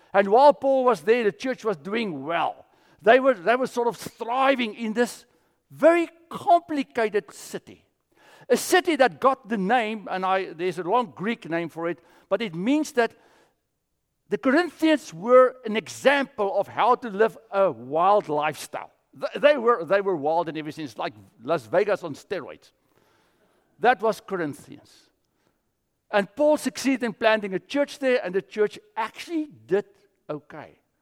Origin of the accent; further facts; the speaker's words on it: South Africa; moved away; I grew up in South Africa